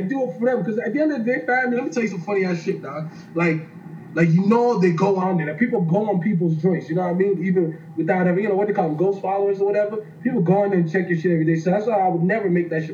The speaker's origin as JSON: {"language": "English", "town": "Toronto", "region": "Ontario", "country": "Canada", "also_born_or_lived": "Texas", "moved": "yes", "lives_now": "Dallas, United States", "said": "I'm a nigga from the east side of Toronto, you know? I'm a Scarborough nigga."}